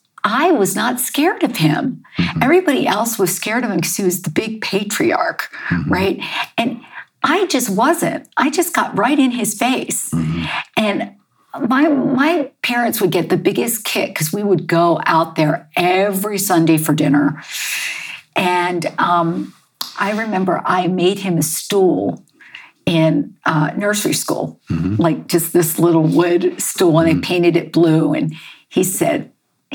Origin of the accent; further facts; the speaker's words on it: Baltimore, Maryland, United States; I grew up, I was born in Baltimore, Maryland.